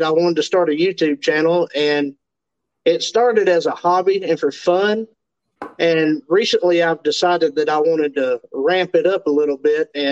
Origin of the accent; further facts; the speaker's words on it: Western North Carolina, United States; I'm from the Appalachia region of North Carolina. We're the hill folk up here